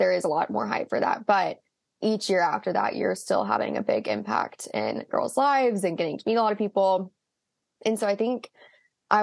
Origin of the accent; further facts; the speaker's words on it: Tuscaloosa, Alabama, United States; I'm from Tuscaloosa, Alabama